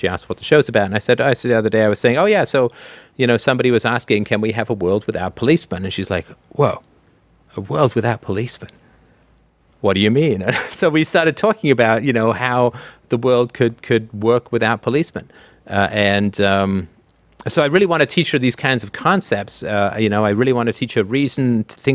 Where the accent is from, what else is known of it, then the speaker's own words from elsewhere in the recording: Canada; I say this as a Canadian